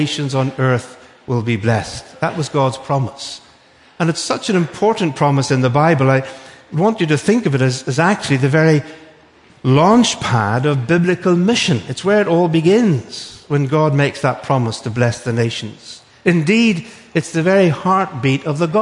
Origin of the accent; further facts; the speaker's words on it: Northern Ireland, United Kingdom; accent: Northern Irish; moved away; It's actually from Northern Ireland. Because although I'm British, I'm not English, I'm Irish